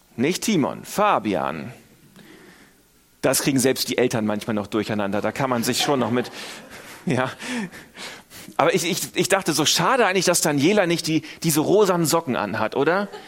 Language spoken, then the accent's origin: German; Northern Germany, Germany; moved away; Ich komme aus Norddeutschland, wir sind auch eher verhalten.